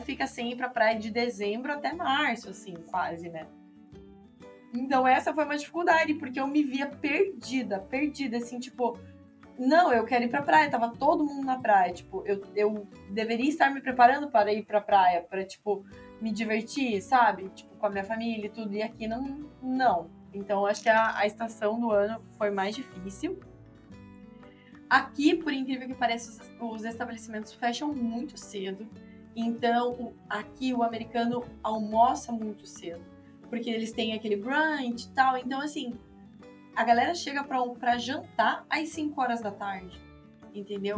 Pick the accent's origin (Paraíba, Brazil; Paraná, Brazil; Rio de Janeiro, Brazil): Paraná, Brazil; Curitiba; moved away as an adult; now in Miami, United States; sou curitibana